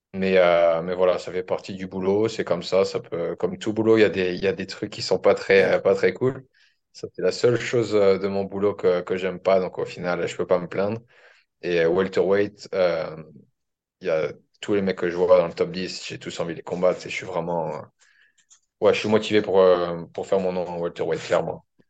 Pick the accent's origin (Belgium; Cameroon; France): France; moved away as an adult; also born or lived in Australia; now in Auckland, New Zealand; je suis français